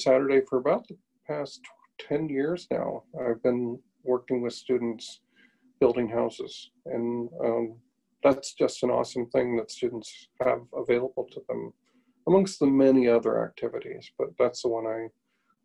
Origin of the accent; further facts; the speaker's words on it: McLean, Illinois, United States; the same church that I went to when I was growing up in McLean, Illinois